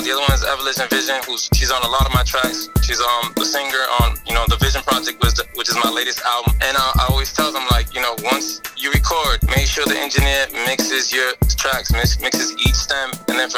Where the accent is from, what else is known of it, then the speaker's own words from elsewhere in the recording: Boston, Massachusetts, United States; I grew up in Dorchester